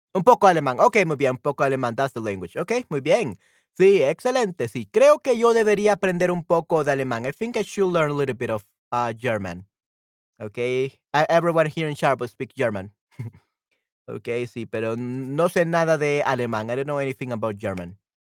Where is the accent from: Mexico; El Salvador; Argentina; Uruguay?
El Salvador; soy de El Salvador